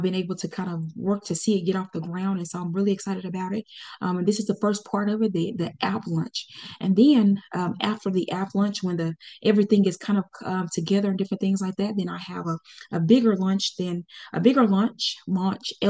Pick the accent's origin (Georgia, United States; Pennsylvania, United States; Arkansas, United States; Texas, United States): Arkansas, United States; Pine Bluff; also born or lived in Conway, Arkansas; Pine Bluff, Arkansas. This is my hometown. I was born and raised there, went to school there